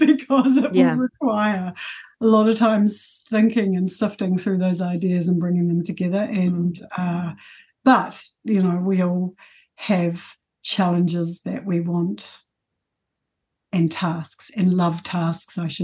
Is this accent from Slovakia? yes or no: no; South Island, New Zealand; moved away as an adult; now in Auckland, New Zealand; Actually moving to Auckland from the South Island, because I've been in the South Island my whole life